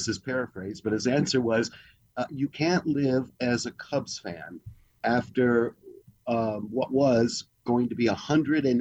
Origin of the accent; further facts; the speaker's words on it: Michigan, United States; now in Chicago, United States; I am Michigan born. And still in the Midwest. But no, I grew up a Tigers fan.